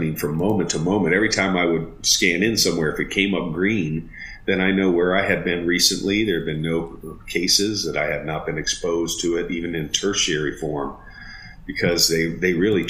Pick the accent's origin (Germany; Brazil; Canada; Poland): Germany; born there; You know, I was born an American, even though I was born in Germany.